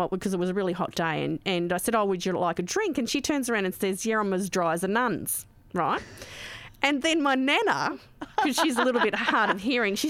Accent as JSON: {"language": "English", "town": "Geelong", "region": "Victoria", "country": "Australia", "said": "I come from Geelong"}